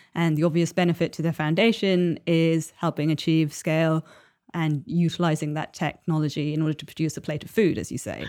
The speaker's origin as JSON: {"language": "English", "town": "Chennai", "region": "Tamil Nadu", "country": "India", "tie": "born or raised there", "moved": "yes", "said": "my hometown of Chennai"}